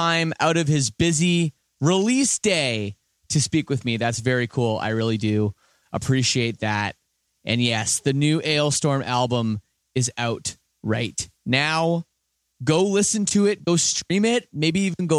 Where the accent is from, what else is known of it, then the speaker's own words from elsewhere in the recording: Canada; accent: Canadian; I sound more Canadian being home for the last 2 months